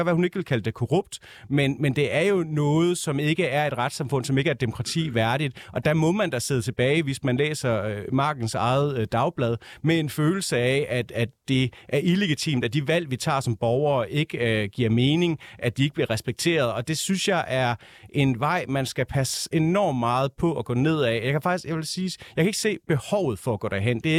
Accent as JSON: {"language": "Danish", "area": "West Jutland", "region": "Central Denmark Region", "country": "Denmark", "said": "Og jeg er selv fra Vestjylland."}